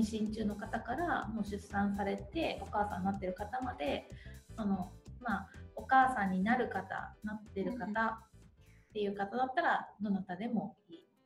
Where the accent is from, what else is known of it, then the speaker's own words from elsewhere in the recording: Shizuoka, Japan; 私のふるさとでもあるので